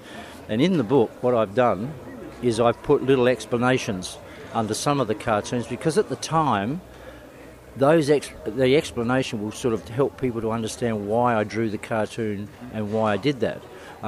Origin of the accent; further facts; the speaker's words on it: Adelaide, South Australia, Australia; also born or lived in Melbourne; Born in Adelaide. I grew up near Rolly Park Speedway and started doing some cartoons in the program.